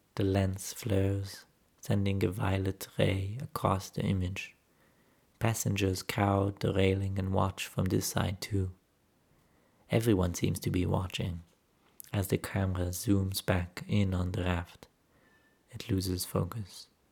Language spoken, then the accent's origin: English; Jerusalem, Jerusalem District, Israel; moved away as an adult; now in Berlin, Germany; Growing up in Jerusalem